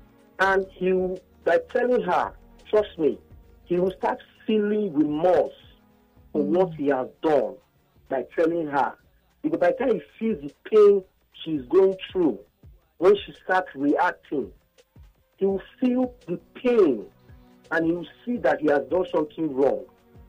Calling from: Egypt; I'm calling from Egypt.

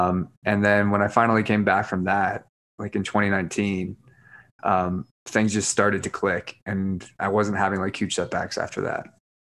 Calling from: Park City, Utah, United States; Park City.

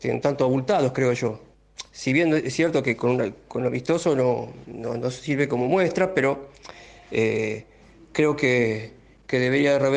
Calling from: Bernal, Buenos Aires Province, Argentina; Hola, buenas noches, Beto y a toda la audiencia de Vuelo en mí. Bueno … de Bernal.

